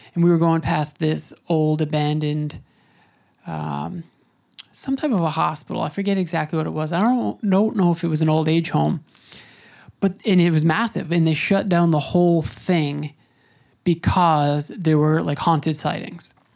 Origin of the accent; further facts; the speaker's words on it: Long Island, New York, United States; now in Brooklyn, United States; I grew up on Long Island